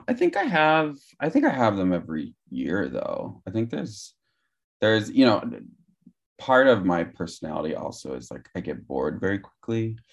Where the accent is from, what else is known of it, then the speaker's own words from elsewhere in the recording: Gilroy, California, United States; moved away; also born or lived in Morgan Hill, California; I was born in Gilroy, California